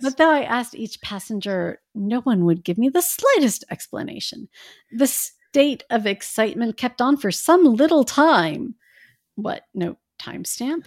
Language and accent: English; Midwest, United States; I grew up in the Midwest